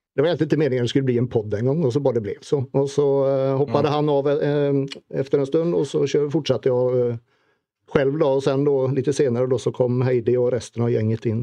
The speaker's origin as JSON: {"language": "Swedish", "country": "Sweden", "moved": "as an adult", "lives_now": "Norway", "said": "tekniskt sett så är jag ju norrman i och med att jag har blivit norsk medborgare men jag är ju fortfarande blågul i hjärtat."}